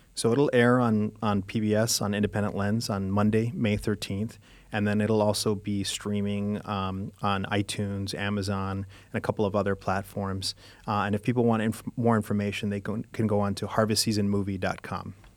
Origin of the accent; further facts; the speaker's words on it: Guanajuato, Mexico; moved away; I was born in Mexico, I was born in Guanajuato